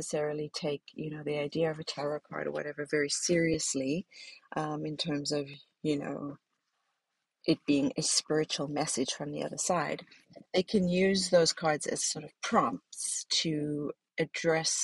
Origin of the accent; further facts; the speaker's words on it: South Africa; now in Ohio, United States; my life growing up in South Africa